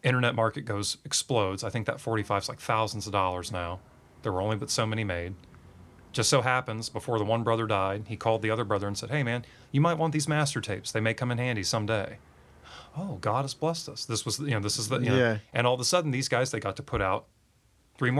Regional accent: Swansboro, North Carolina, United States; I'm a podunk from Swansboro, North Carolina

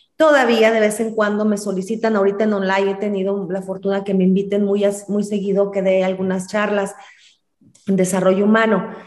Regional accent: Celaya, Guanajuato, Mexico; also born or lived in Michoacán / Sinaloa; now in Irapuato, Mexico; Yo soy originaria de Celaya, Guanajuato, vivo en Irapuato, Guanajuato.

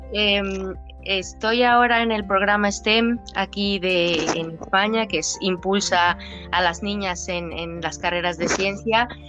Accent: Villa de Álvarez, Colima, Mexico; moved away; soy de Colima, eh, mi, barrio era Villa de Álvarez

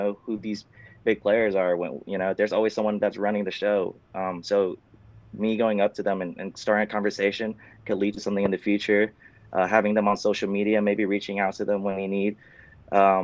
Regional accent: Sacramento, California, United States; also born or lived in Vietnam; I grew up in Sacramento. I was born in Vietnam. I moved here when I was six. and I was raised in Sacramento

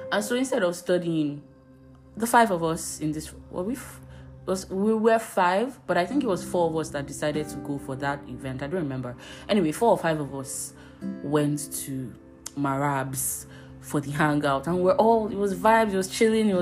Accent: Abuja, Federal Capital Territory, Nigeria; I grew up in Abuja

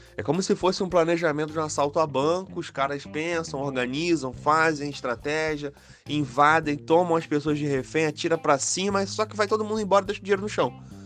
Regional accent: Rio de Janeiro, Brazil; eu sou carioca

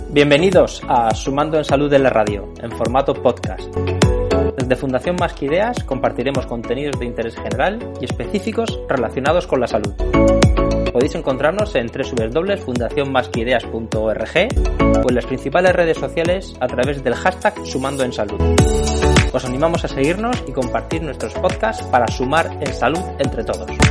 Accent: Region of Murcia, Spain; Yo soy de Murcia

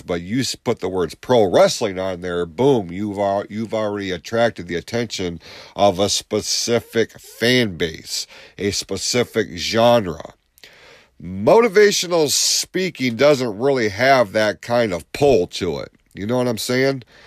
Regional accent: Lapeer, Michigan, United States; this is my hometown.

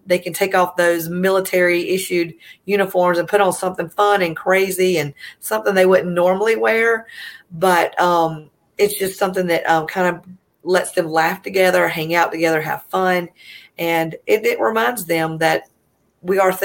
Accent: Easley, South Carolina, United States; I'm from Easley, South Carolina, if you can tell by my accent

